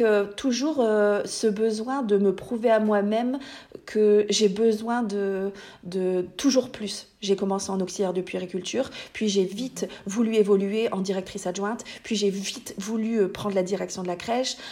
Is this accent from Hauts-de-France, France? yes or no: yes; Hauts-de-France, France; accent: ch'ti; j'habite dans le nord de la France. D'ailleurs, vous allez entendre mon magnifique accent